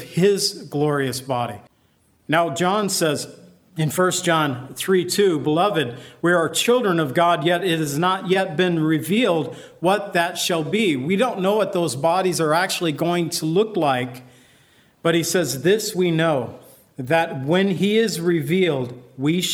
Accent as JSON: {"language": "English", "country": "United States", "said": "I've always felt I am an American, and I am proud to be part of this nation"}